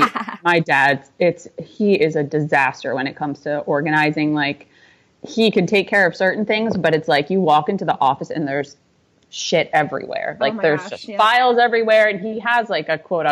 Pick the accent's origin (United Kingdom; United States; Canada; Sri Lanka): United States; outside Albany, upstate New York; I grew up in upstate New York, just outside of Albany, which is the capital